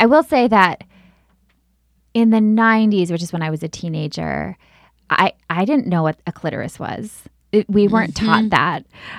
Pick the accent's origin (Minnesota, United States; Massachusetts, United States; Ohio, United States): Minnesota, United States; I grew up in Minnesota.